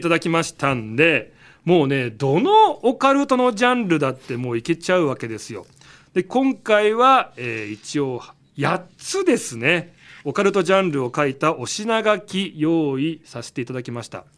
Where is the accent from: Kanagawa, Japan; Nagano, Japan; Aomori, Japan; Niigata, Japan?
Nagano, Japan; 僕、長野県